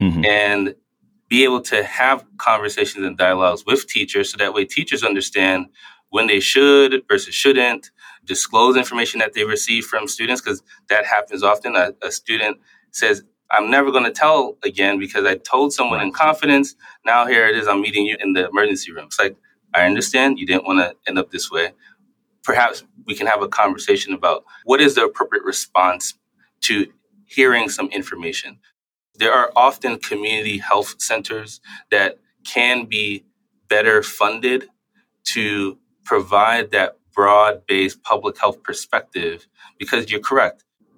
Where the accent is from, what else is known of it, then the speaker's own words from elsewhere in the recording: New York City, New York, United States; At least when I grew up in New York City, you could see it everywhere.